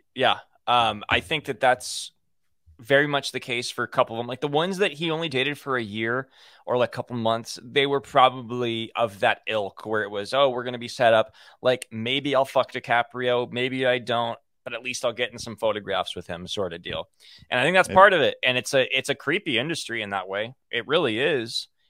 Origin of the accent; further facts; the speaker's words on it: Los Angeles, California, United States; growing up in Hollywood.